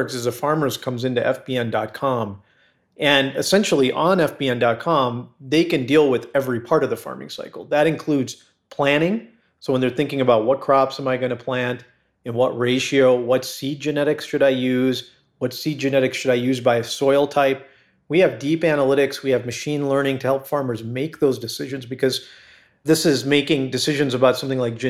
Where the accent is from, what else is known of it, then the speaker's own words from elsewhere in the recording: Chicago, Illinois, United States; I grew up in Chicago, in the Chicago area.